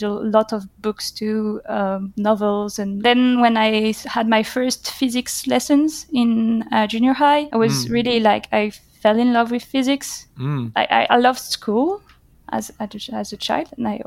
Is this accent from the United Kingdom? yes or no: no; Paris, Île-de-France, France; I was born in 1991 in Paris, okay. And I'm one of the most sedentary researchers out there. Because I haven't moved that far from Paris. Almost all my life, I've been either in Paris or the suburbs of Paris